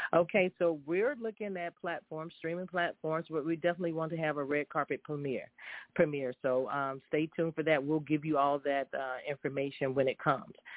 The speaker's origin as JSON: {"language": "English", "town": "High Point", "region": "North Carolina", "country": "United States", "tie": "born or raised there", "said": "after being raised and reared in the same city of High Point, North Carolina"}